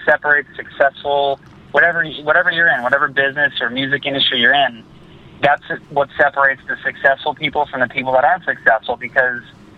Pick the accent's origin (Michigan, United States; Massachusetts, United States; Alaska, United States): Massachusetts, United States; an hour outside Boston, small town in; we grew up in a really small town. I'm actually in Boston right now, but we're like an hour outside of Boston, right on the border of Connecticut.